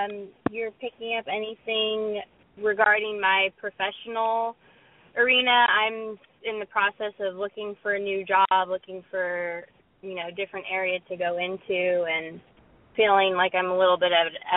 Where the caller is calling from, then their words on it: California, United States; from Northern California.